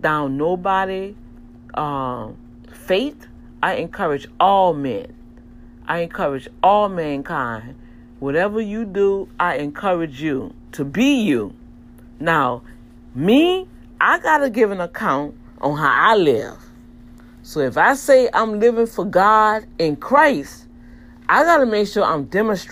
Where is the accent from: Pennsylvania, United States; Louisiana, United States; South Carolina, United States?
Louisiana, United States; New Orleans; growing up in Algiers